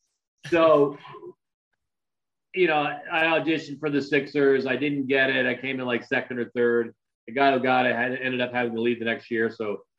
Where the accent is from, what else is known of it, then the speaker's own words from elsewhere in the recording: Philadelphia, Pennsylvania, United States; also born or lived in North Tonawanda, New York; I was born in Buffalo, New York, a place called North Tonawanda, right outside of Buffalo. Till I was about in second grade and then moved to Philadelphia.